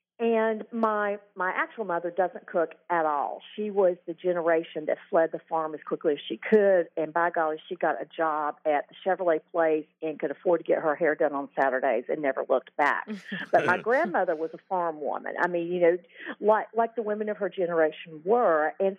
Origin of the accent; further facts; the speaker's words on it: Boone, North Carolina, United States; moved away as an adult; now in Chapel Hill, United States; I grew up in Watauga County, which is in the northwest corner of North Carolina, where Virginia, North Carolina, and Tennessee come together. It's the town where Boone is, and I actually went to elementary and high school in Boone.